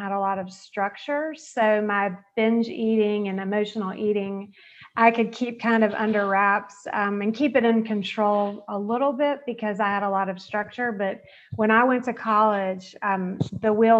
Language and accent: English; Georgia, United States; I grew up in the South. I'm from Georgia